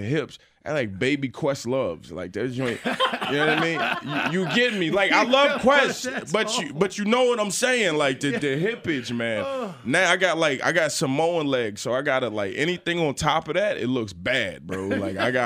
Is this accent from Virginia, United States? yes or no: yes; Chesapeake, Virginia, United States; I grew up in Chesapeake, Virginia.